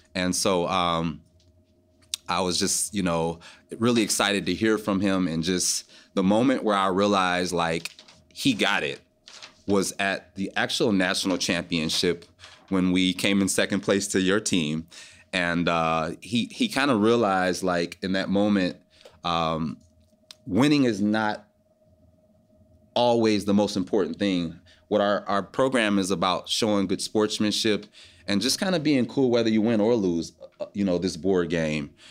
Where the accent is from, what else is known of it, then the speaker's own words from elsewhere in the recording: Detroit, Michigan, United States; My hometown is Detroit, Michigan.